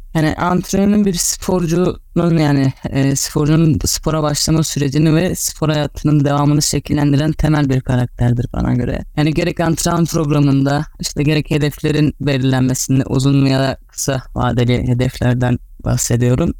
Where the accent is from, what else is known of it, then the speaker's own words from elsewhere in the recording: Karabük, Karabük Province, Turkey; also born or lived in İzmir; 25 Şubat 1996 Karabük doğumluyum